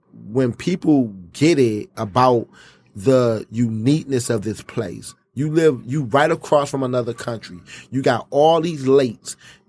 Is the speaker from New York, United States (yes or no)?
yes; New York, United States; now in Detroit, United States; And my mother is Jamaican and Panamanian. And I was born in New York. So, you know, when I got here, I still have a home in New York. I'm still there a lot.